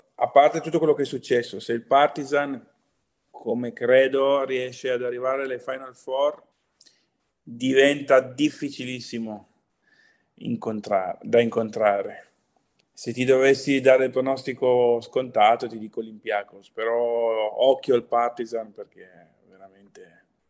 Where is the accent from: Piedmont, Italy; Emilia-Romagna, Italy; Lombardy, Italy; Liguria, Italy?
Piedmont, Italy; Pinerolo; now in Brescia, Italy; a Pinerolo, nella, nella provincia di Torino. Sono piemontese.